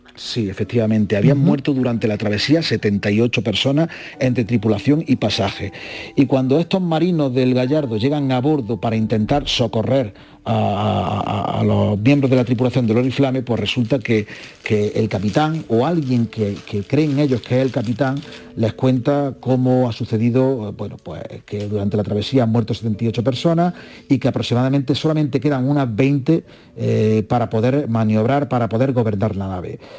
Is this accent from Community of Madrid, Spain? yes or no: no; Úbeda, Andalusia, Spain; Úbeda, de donde yo soy natal